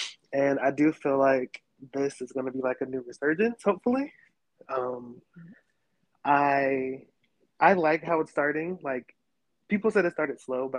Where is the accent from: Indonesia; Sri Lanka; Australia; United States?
United States; Fayetteville, North Carolina; moved away as an adult; now in Atlanta, United States; I'm from North Carolina. I'm from Fayetteville to be exact